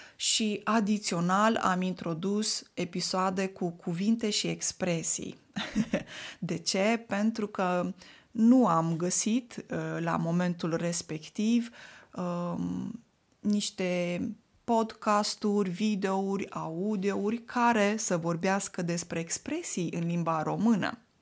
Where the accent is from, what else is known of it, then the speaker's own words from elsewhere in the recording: Moldavia, Romania; first language Romanian; moved away; Vin din Moldova